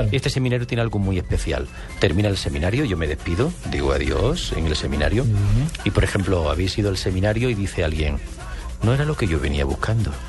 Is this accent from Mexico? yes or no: no; Spain; Yo soy español.